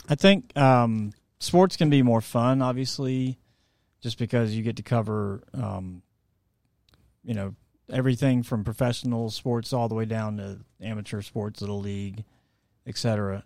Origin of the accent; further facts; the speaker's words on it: Atlanta, Georgia, United States; also born or lived in St. Simons Island, Georgia; I was born here in Atlanta